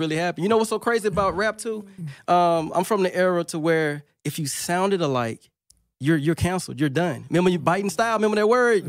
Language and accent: English; Monroe, Louisiana, United States; I'm from Monroe, Louisiana